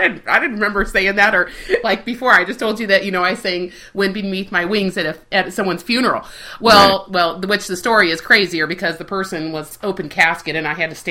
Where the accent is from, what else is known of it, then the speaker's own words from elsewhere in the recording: Spain; also born or lived in Southern California; now in Kansas, United States; I grew up in Spain